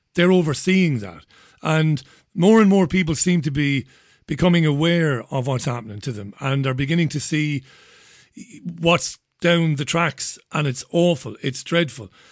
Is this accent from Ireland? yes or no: yes; Ireland; moved away; growing up in Ireland